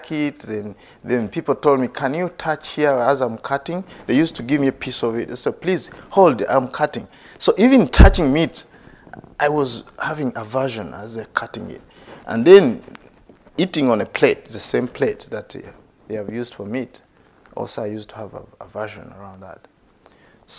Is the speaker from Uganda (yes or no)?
yes; Uganda; As a young boy growing up in Uganda